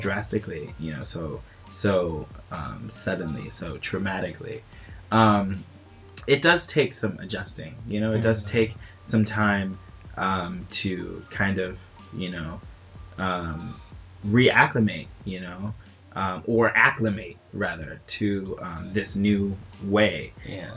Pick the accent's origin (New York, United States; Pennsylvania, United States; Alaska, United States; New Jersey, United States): New York, United States; I'm I'm from New York